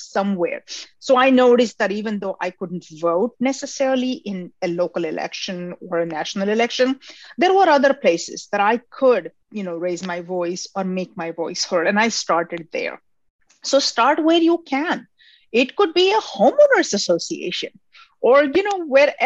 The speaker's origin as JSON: {"language": "English", "country": "India", "tie": "born or raised there", "moved": "yes", "lives_now": "United States", "said": "I grew up in India"}